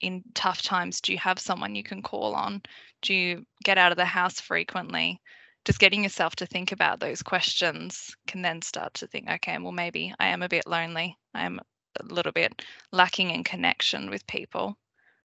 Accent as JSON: {"language": "English", "town": "Sydney", "region": "New South Wales", "country": "Australia", "tie": "born or raised there", "said": "So I grew up in Western Sydney. That's where I spent most of my childhood"}